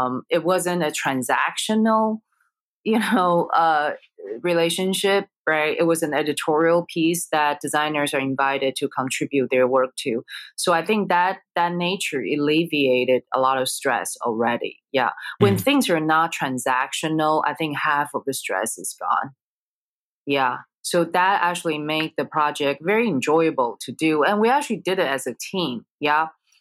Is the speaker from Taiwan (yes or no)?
yes; Taiwan; moved away; I grew up in Taiwan. My parents are from China